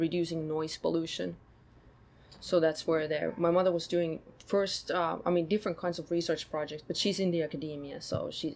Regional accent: countryside about an hour from Helsinki, Uusimaa, Finland; moved away; also born or lived in Sweden / New York City, United States; I grew up on countryside, about an hour's drive from Helsinki

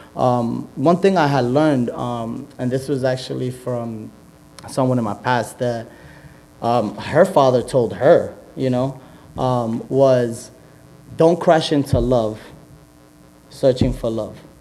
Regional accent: Yonkers, New York, United States; I grew up in Yonkers, born and raised

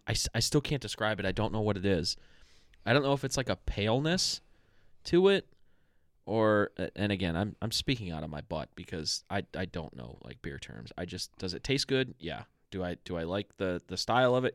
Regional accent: Strongsville, Ohio, United States; when we were kids, we grew up in s, we grew up in Strongsville

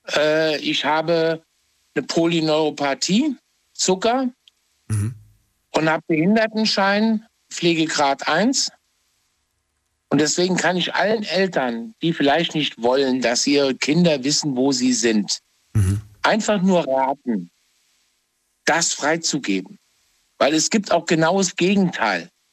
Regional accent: Trier, Rhineland-Palatinate, Germany; Ich bin gebürtiger Trier-Heranger.

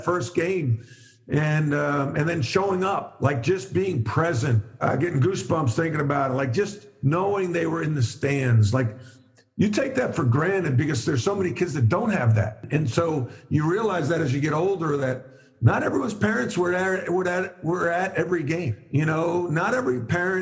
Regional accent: Long Island, New York, United States; moved away; also born or lived in North Carolina; Growing up on Long Island, I was around lacrosse a great deal

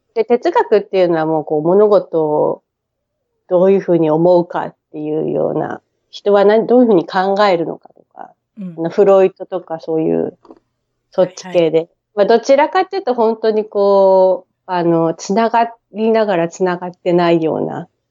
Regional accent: Tokyo, Japan; moved away as an adult; now in Brisbane, Australia; 大井町っていう品川の次の駅でずっと育ってますね

